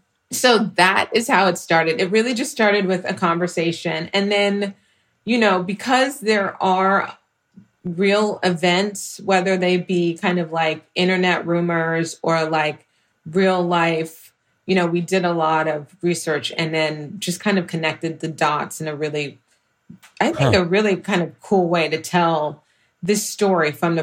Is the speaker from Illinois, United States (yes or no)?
no; Houston, Texas, United States; being from Houston and just like having a real relationship, I think, with just being a black woman